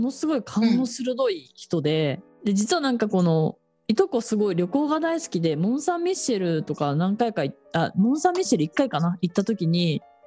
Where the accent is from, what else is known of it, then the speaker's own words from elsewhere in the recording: Otaru, Hokkaido, Japan; 私北海道の小樽出身なんですが